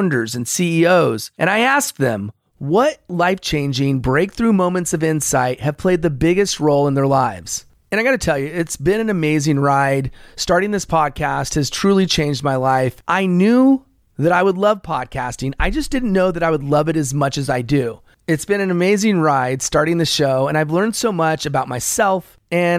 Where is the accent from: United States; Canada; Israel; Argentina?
United States; Los Angeles, California; also born or lived in American Samoa; I moved to California, which is where I've spent the majority of my life, in Los Angeles